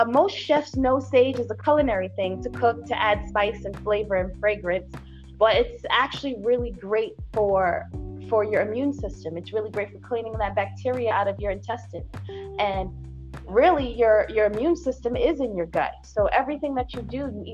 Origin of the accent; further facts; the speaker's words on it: New York City, New York, United States; I'm from Brooklyn, and I run an herbal remedies apothecary and tea shop in Brooklyn